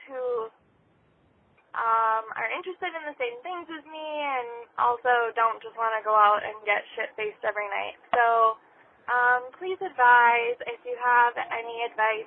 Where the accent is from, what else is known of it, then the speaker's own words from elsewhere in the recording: Midwest, United States; I live in the Midwest, and I, somewhat recently, not that recently, like a year and a half ago, moved to a larger city, um, because I lived in my hometown, are near my hometown for most of my life